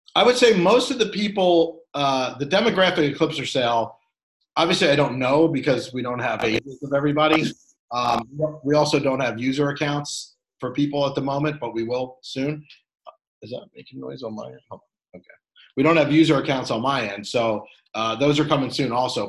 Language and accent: English; Philadelphia, Pennsylvania, United States; I'm from Philly